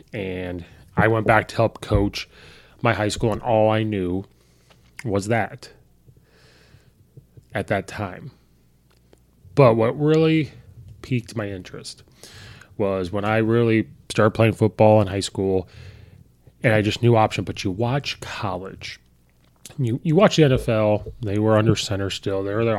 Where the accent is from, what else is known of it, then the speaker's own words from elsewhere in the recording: Illinois, United States; I'm from Illinois. I'm an Illinois fan, of course.